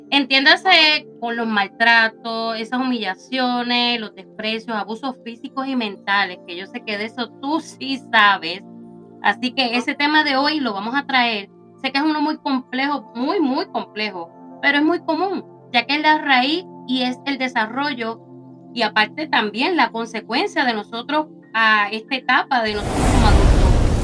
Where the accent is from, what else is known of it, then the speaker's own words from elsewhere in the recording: Puerto Rico; moved away; allá en mi isla querida de Puerto Rico